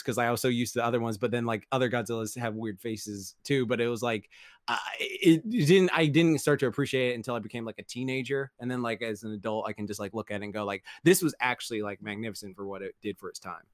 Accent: England, United Kingdom; moved away; growing up in England

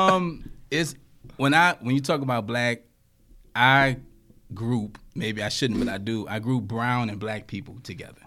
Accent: Louisiana, United States; I grew up in Louisiana, and, you know, down there, it's like a melting pot

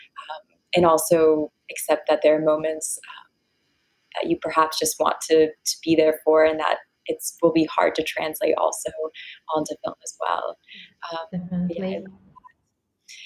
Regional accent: United States; I'm American

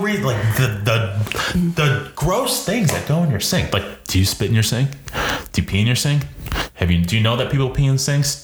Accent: Jacksonville, Florida, United States; We're from Jacksonville.

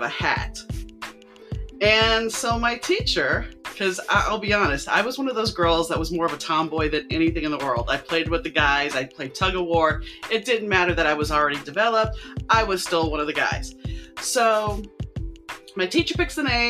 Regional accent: New Orleans, Louisiana, United States; I grew up in New Orleans

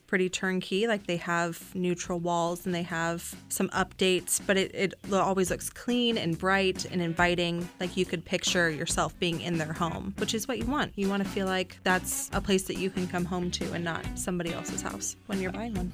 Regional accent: Florida, United States; moved away as an adult; now in Virginia, United States; I am from Florida, and I moved up to Virginia for college

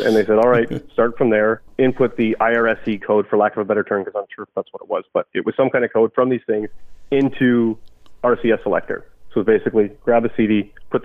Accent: Ottawa, Ontario, Canada; also born or lived in North Bay, Ontario; I grew up in Ottawa

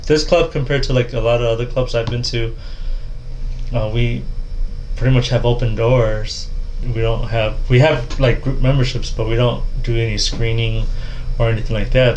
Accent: Midwest, United States; I grew up in the Midwest

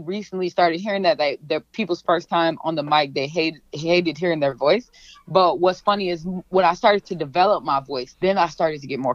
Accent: St. Paul, Minnesota, United States; also born or lived in Grand Rapids, Michigan; I was born in Grand Rapids, Michigan, raised in St. Paul, Rondo, Frogtown community

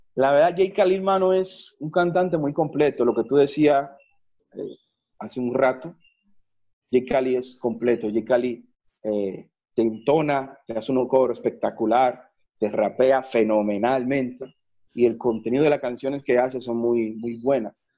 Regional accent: Santiago de los Caballeros, Santiago, Dominican Republic; moved away as an adult; now in Colombia; desde que salí de República Dominicana a Colombia, he tenido planes de volver a República Dominicana, a Santiago más que todo

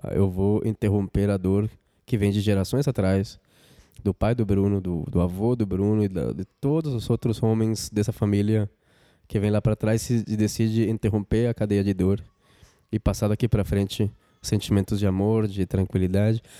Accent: Colombia; Portuguese is a second language; moved away as an adult; now in Brazil; eu sou colombiano, moro no Brasil faz 14 anos

